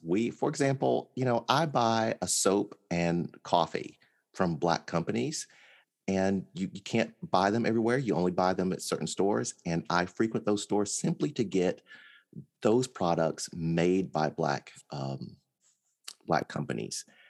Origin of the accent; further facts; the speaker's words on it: Mississippi, United States; I was born in Mississippi.